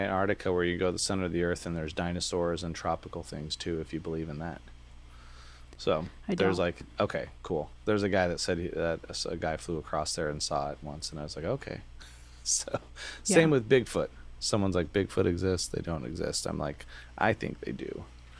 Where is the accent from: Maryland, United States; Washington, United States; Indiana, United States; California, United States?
Washington, United States; Vancouver; So there's I grew up in Vancouver, Washington by Camas, Washington.